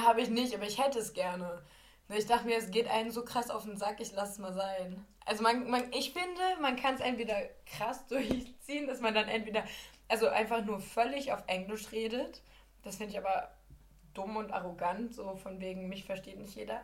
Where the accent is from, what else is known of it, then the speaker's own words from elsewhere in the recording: Lower Saxony, Germany; ich komme halt aus Niedersachsen